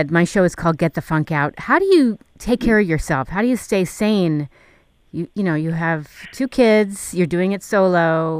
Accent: New York, United States; I grew up in New York.

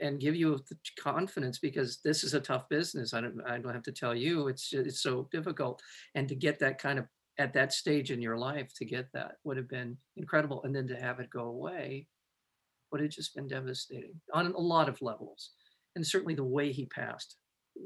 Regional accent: Los Angeles, California, United States; I'm from the Valley

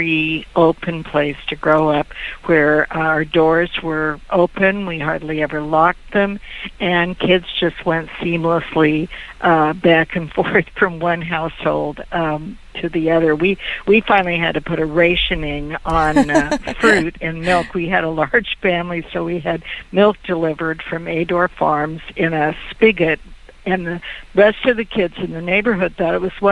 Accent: eastern Oregon, United States; moved away as an adult; also born or lived in Irvine, California; I had grown up in a very, very small town in eastern Oregon

